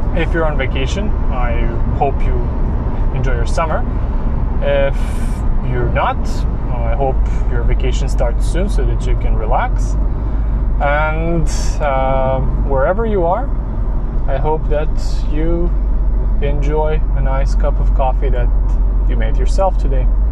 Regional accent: Serbia; moved away; I'm originally from Serbia, where coffee shop chains are not a thing.

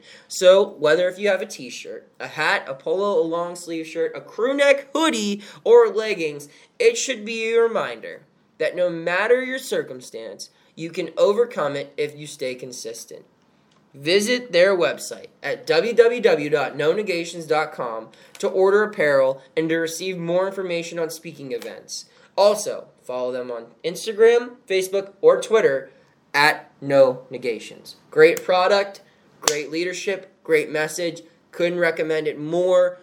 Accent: Carlisle, Pennsylvania, United States; I was born in Carlisle, Pennsylvania

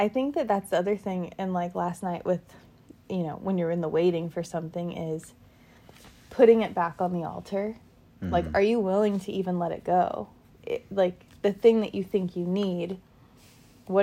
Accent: California, United States; moved away as an adult; also born or lived in New York; my home state and my hometown

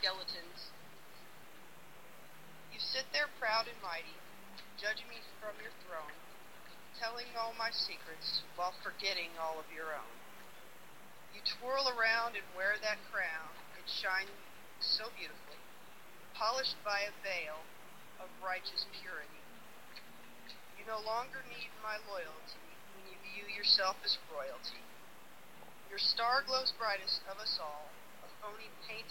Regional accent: United States; accent: American

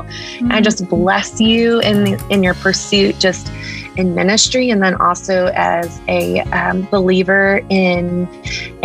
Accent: Texas, United States; Mexican. I'm a Texan

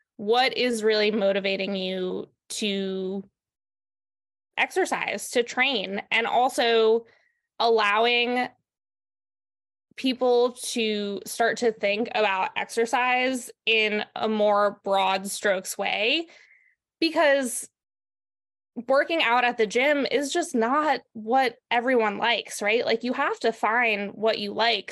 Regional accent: New York, United States; moved away as an adult; now in Santa Cruz, United States; I'm from New York originally

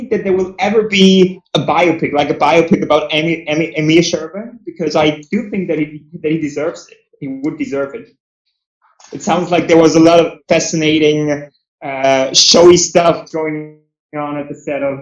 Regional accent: Austria; born or raised there

